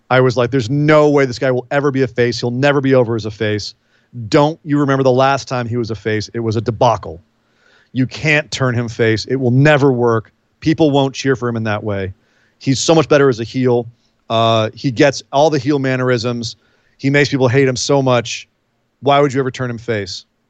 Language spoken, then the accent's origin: English; Bay Area, California, United States; I grew up in the Bay Area